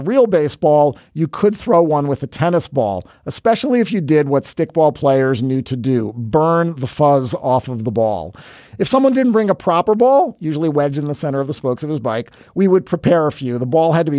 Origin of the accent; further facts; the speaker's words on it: suburban New York City, United States; Every totem of his is identical to mine in suburban New York City. We both grew up